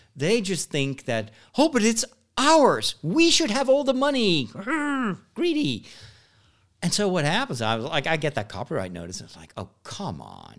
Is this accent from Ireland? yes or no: no; Netherlands; English is a second language; I'm born in the Netherlands, and I've only learned English in high school.